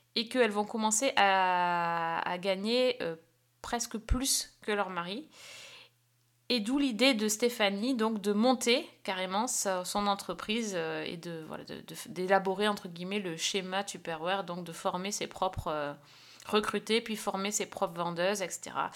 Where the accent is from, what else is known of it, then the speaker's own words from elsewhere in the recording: France; chez nous en France